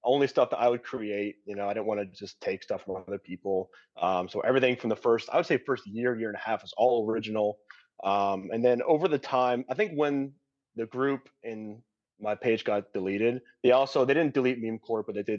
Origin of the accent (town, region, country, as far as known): Hershey, Pennsylvania, United States; born or raised there